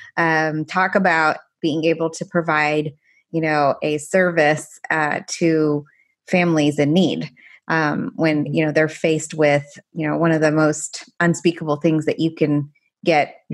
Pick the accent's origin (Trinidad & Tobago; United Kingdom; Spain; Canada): Canada; first language Farsi; English is a second language; moved away as an adult; also born or lived in Paris, France / Iran (ancestry); now in United States; after I was seven, we moved to Canada, and that's where I spent the rest of my life until medical school.